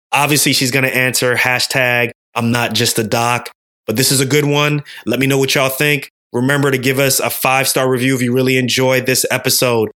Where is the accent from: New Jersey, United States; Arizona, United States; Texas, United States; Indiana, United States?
New Jersey, United States; Irvington; grew up in Irvington, so that's not too far.